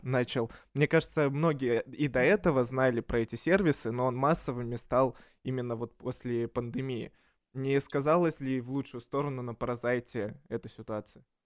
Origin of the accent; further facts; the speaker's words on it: Minsk, Belarus; now in Russia; я из Минска